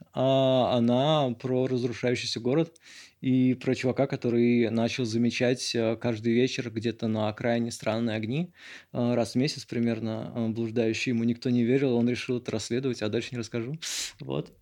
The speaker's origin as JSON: {"language": "Russian", "region": "Moscow", "country": "Russia", "tie": "born or raised there"}